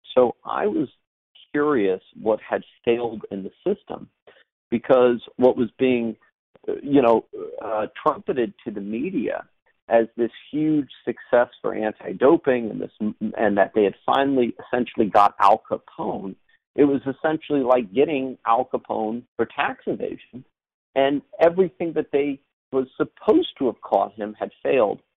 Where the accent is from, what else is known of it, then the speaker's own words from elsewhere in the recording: United States; an American documentary filmmaker